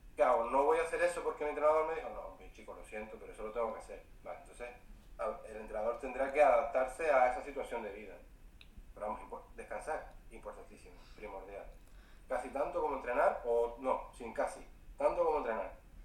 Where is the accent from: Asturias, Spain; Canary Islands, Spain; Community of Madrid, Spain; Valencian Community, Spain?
Canary Islands, Spain; Fuerteventura; also born or lived in Vitoria-Gasteiz; yo vivo en Fuerteventura, soy de Fuerteventura pero estuve siete años viviendo en Vitoria, en Vitoria Gasteiz